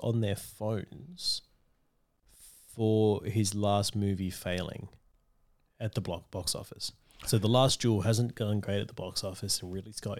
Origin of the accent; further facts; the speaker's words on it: Australia; We're Australian.